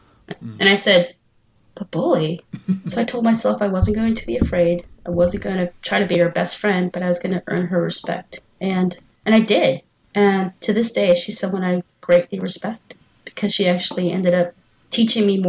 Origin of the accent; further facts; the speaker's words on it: San Francisco, California, United States; I grew up in San Francisco